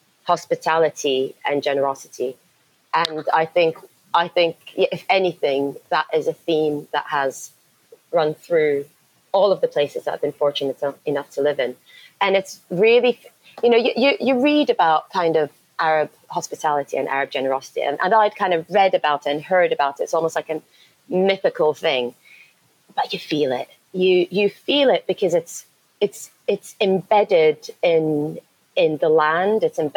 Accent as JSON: {"language": "English", "country": "Morocco", "tie": "born or raised there", "also_born_or_lived": "United Kingdom / Yemen", "said": "So I was born in England, born in Surrey, moved to Morocco. So my childhood was in Morocco for 10 years and then in Yemen."}